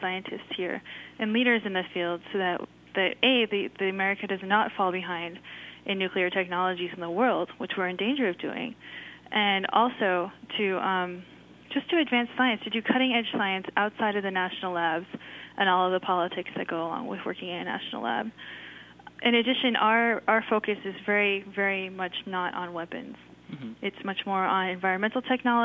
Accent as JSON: {"language": "English", "region": "Southern California", "country": "United States", "tie": "born or raised there", "said": "I grew up in Southern California"}